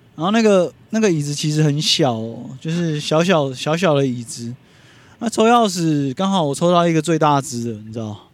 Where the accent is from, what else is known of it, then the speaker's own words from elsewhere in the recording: Taipei, Taiwan; 小时候我是在天母长大的